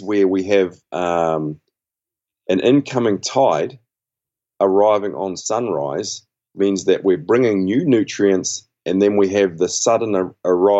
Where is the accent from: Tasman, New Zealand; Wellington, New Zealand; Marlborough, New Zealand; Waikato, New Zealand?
Waikato, New Zealand; central North Island, Waikato River, New Zealand; I'm from the Waikato River, which is in the central North Island of New Zealand.